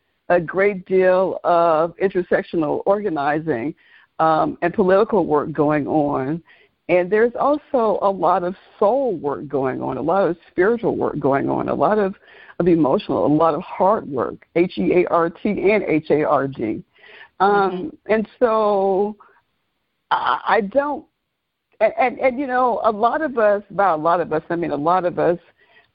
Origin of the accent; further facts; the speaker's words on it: Oxford, Mississippi, United States; moved away as an adult; now in Atlanta, United States; my hometown is infamous for James Meredith, for University of Mississippi, quote unquote, Ole Miss